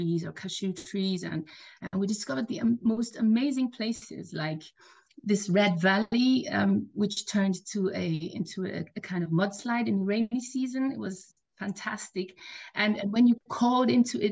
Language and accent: English; Nigeria; I grew up in Nigeria. My dad is Nigerian and my mom is German